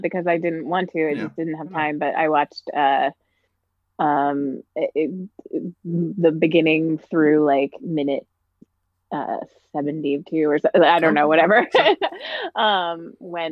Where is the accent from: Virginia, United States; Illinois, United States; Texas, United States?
Virginia, United States; now in Los Angeles, United States; I grew up in Virginia